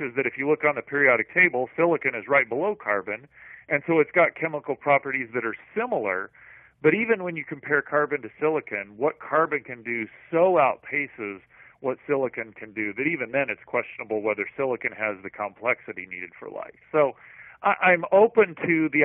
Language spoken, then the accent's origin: English; Missouri and Iowa, Midwest, United States; now in California, United States; I grew up in Missouri and Iowa, and we've got very good soil for growing things